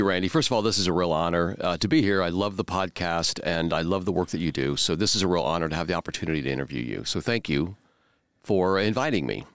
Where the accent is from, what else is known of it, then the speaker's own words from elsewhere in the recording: Central Indiana, United States; I was born and raised here in Central Indiana